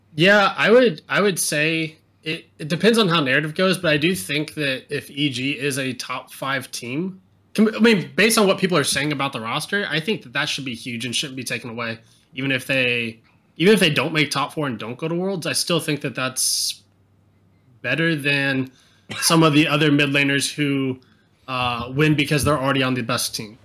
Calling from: Lexington, Kentucky, United States; I'm calling from Lexington, Kentucky.

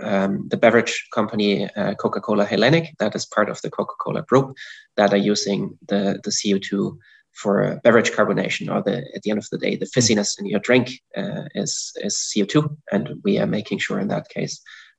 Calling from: Zurich, Switzerland; Indeed, I'm calling in from Zurich, Switzerland.

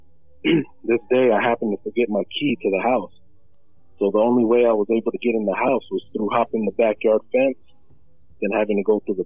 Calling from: Bakersfield, California, United States; I'm calling from Bakersfield

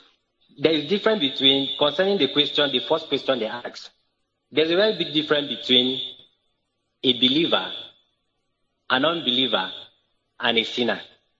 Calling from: Uyo, Akwa Ibom, Nigeria

